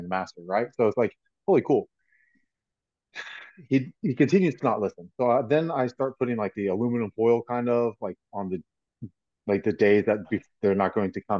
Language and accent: English; Florida, United States; I'm a born Floridian